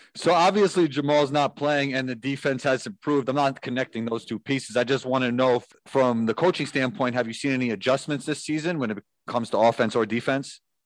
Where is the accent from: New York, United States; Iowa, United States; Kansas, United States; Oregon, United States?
New York, United States; I'm from New York